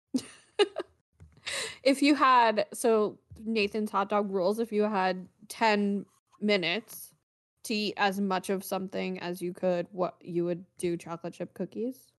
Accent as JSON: {"language": "English", "country": "Canada", "moved": "yes", "lives_now": "United States", "said": "I am a Canadian living in the US."}